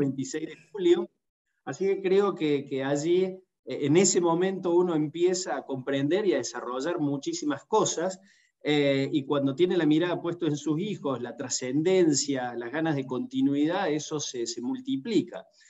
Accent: Argentina

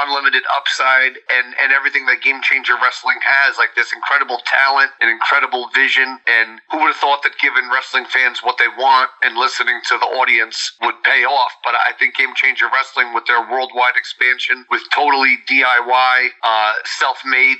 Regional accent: New York City, New York, United States; I grew up in Queens, New York

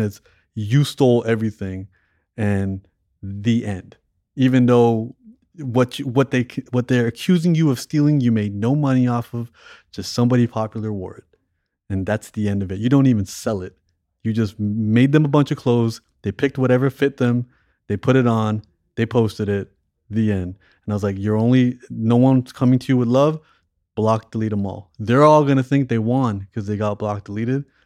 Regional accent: Toronto, Ontario, Canada; moved away; growing up in Toronto

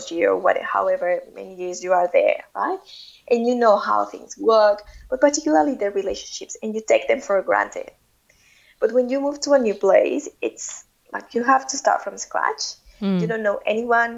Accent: Mexico; English is a second language; moved away as an adult; when we moved from Mexico, we knew that we were not going to be back every year.

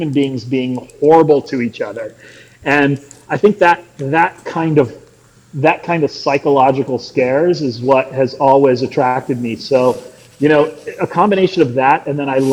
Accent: South Florida, United States; I also was born and raised in Florida

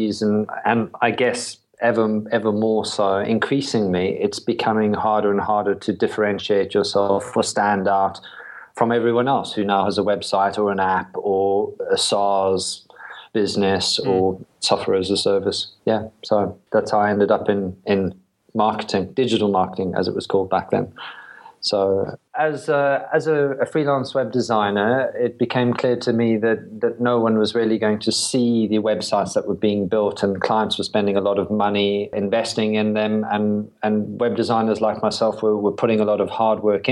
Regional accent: South Africa; moved away as an adult; also born or lived in London, United Kingdom / Brighton, United Kingdom; now in United Kingdom; I was born in South Africa.

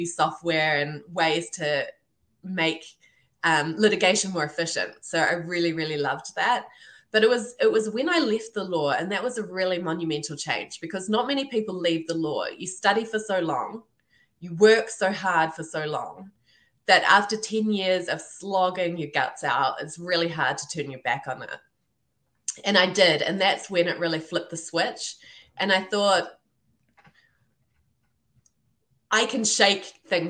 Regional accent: New Zealand; also born or lived in Ireland; this Kiwi girl

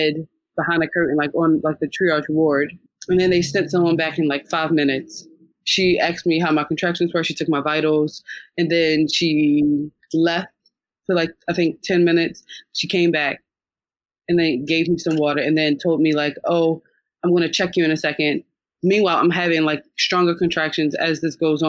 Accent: United States; moved away; I'm from the United States where every room is like quite big

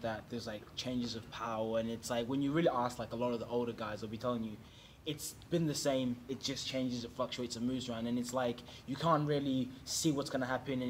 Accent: New Zealand; also born or lived in Zimbabwe; now in Australia; I left Zimbabwe when I was three. At three. I was raised in New Zealand and then I came.

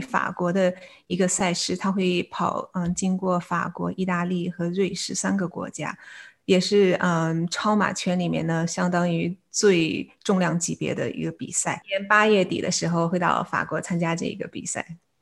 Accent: Beijing, China; moved away as an adult; also born or lived in South Dakota, United States / Chicago, United States; now in San Diego, United States; 我来自中国北京，然后，呃，中学的时候在，呃，北京师范大学附属实验中学毕业

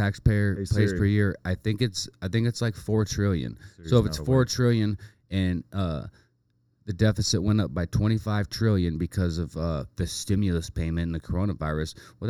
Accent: Hollywood, California, United States; Right? Hollywood.

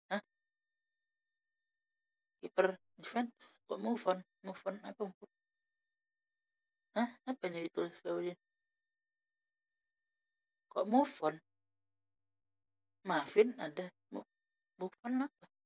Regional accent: Medan, North Sumatra, Indonesia; nggak percaya nanti orang aku orang Medan orang Medan nggak bisa bahasa Inggris

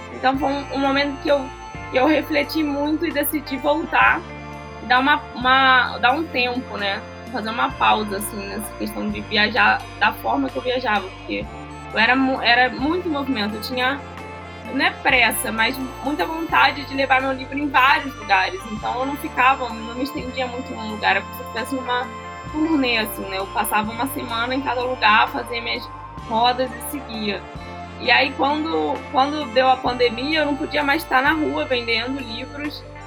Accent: Southeast, Brazil; moved away; eu que sou do Sudeste

